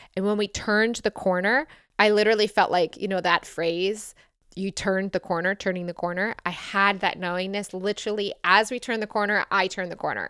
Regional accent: Michigan, United States; I grew up in Michigan and grew up in the Midwest.

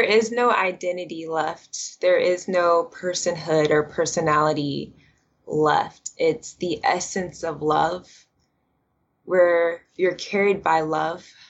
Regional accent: Atlanta, Georgia, United States; I was actually born and raised in Atlanta, Georgia

